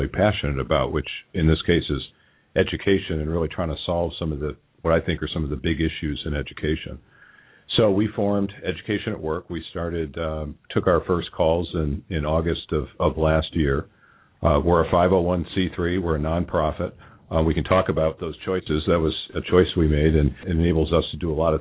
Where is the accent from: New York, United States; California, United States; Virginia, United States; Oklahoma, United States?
New York, United States; upstate; also born or lived in Michigan; now in Cincinnati, United States; Grew up in upstate New York